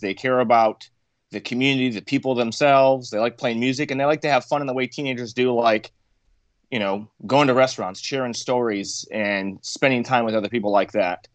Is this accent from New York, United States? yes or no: no; Michigan, United States; I was born and raised in Michigan